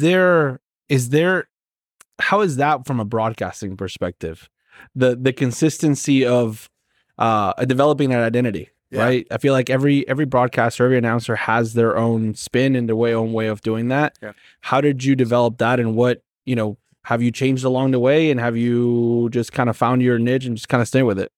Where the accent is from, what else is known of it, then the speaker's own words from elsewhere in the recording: Argentina; now in United States; I'm from Argentina